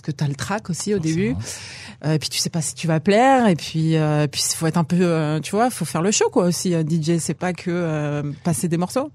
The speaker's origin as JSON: {"language": "French", "country": "France", "tie": "born or raised there", "moved": "as an adult", "lives_now": "Israel", "said": "je suis né en France, j'ai grandi en France, je suis arrivée à 22 ans"}